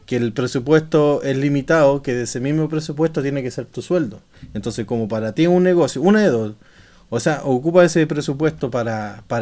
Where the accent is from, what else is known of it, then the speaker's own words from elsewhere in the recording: Santiago, Santiago Metropolitan Region, Chile; now in Stockholm, Sweden; Y yo soy de Chile, chileno chileno, weón.